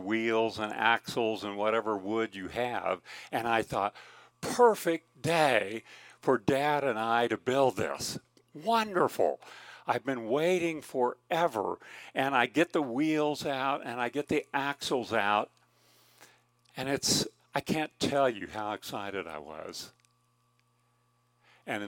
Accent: Kansas, United States; moved away as an adult; also born or lived in California; I grew up in Kansas

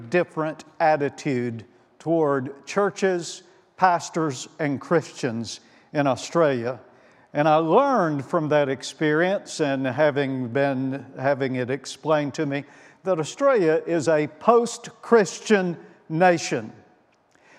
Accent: Winfield, Alabama, United States; I grew up in the Zion community of Winfield, Alabama

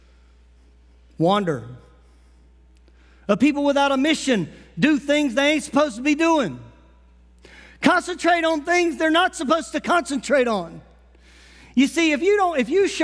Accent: Las Vegas, Nevada, United States; I grew up in Las Vegas

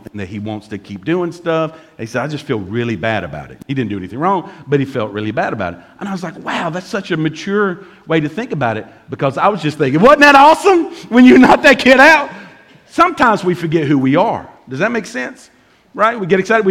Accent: Bemis, Tennessee, United States; I'm from Bemis

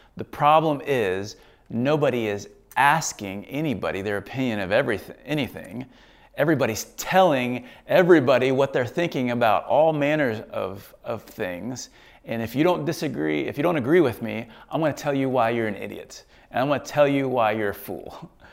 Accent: United States; I'm an American

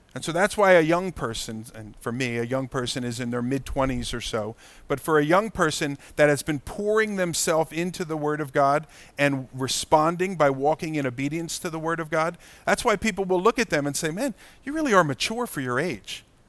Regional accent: United States; as American Christians

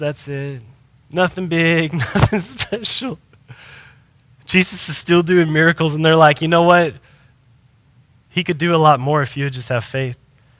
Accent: United States; we as an American group of Christians especially

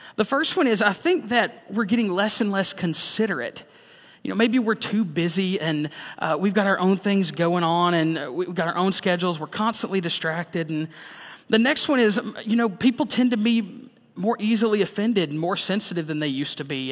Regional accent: the South, United States; growing up in the South

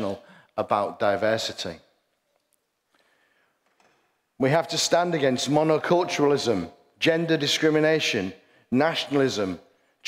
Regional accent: Hull, Yorkshire and the Humber, United Kingdom; I'm very, very proud to stand up and say, I'm from Hull

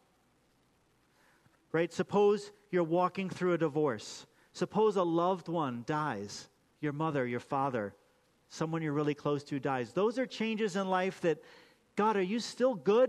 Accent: United States; Why did I get to be born in America?

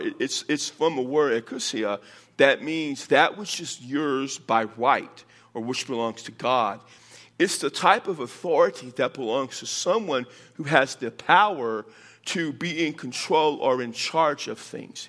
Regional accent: Texas, United States; now in Las Cruces, United States; I'm from Texas

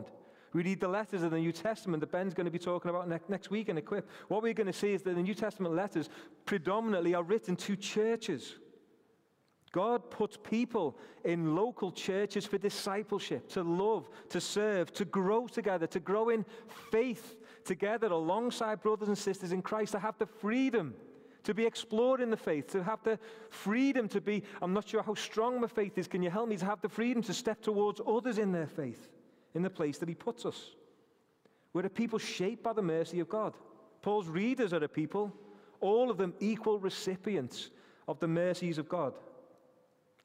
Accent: Rainhill, North West England, United Kingdom; I'm from Rainhill

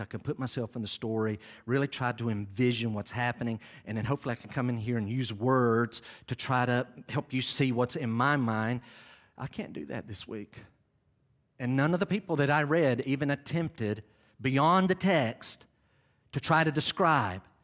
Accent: North Carolina, United States; moved away; I'm from North Carolina

